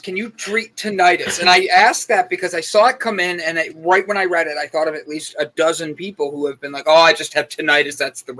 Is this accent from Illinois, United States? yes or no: no; Cleveland, Ohio, United States; I'm from Cleveland.